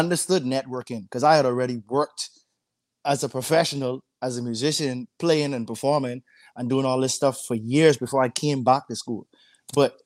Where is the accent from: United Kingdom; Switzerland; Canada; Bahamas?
Bahamas; now in United States; I'm not an American citizen, so I came from the Bahamas